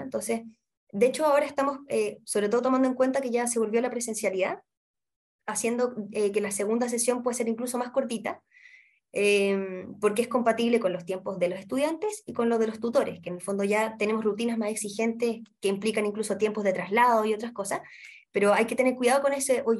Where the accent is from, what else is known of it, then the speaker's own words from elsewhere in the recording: Santiago, Santiago Metropolitan Region, Chile; Yo soy de acá de Santiago, pero la, mi familia materna es de la sexta región.